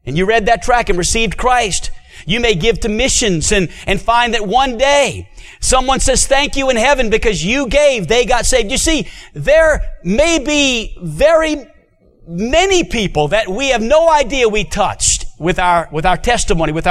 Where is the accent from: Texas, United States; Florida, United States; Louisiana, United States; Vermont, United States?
Louisiana, United States; New Orleans; now in Hot Springs, United States; I was born and raised in New Orleans, Louisiana